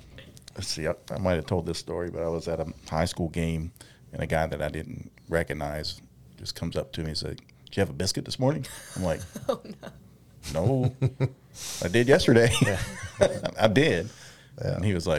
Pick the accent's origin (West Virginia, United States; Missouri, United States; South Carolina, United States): West Virginia, United States; South Charleston; also born or lived in Teays Valley, West Virginia; I live here in Taze Valley now, but I grew up in South Charleston.